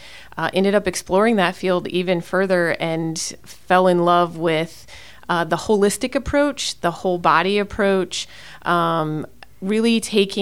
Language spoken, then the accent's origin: English; Indiana, United States; moved away as an adult; also born or lived in the South; now in Fort Wayne, United States; We're both from Indiana. We were looking for a bigger city feel than where we grew up.